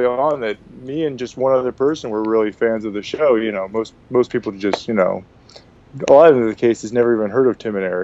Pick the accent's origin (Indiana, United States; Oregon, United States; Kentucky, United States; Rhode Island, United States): Oregon, United States; Portland; moved away as an adult; also born or lived in Spokane, Washington; now in Los Angeles, United States; I'm from Portland, Oregon